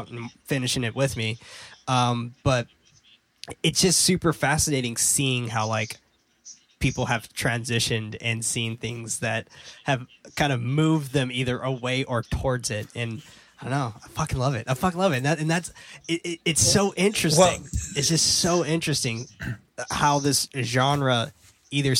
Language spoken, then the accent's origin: English; San Francisco, California, United States; growing up in San Francisco